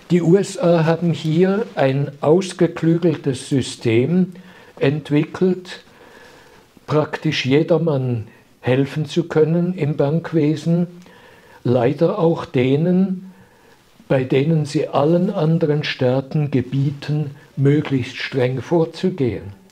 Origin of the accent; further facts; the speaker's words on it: Switzerland; Und das ist ein ganz, ganz trauriges Gefühl für mich als Schweizer.